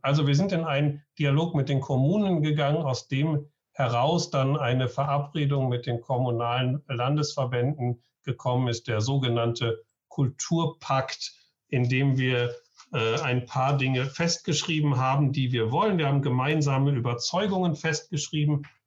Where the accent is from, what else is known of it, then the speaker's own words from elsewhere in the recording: Essen, North Rhine-Westphalia, Germany; now in Schleswig-Holstein, Germany; gebürtiger Essener